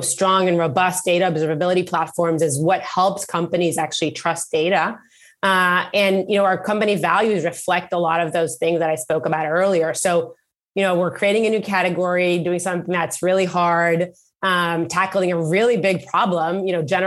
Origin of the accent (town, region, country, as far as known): Israel; born or raised there; moved away as an adult; now in Bay Area, United States